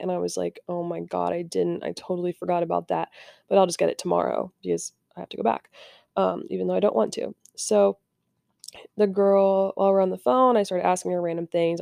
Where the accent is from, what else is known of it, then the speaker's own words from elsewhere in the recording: Indiana, United States; I'm from Indiana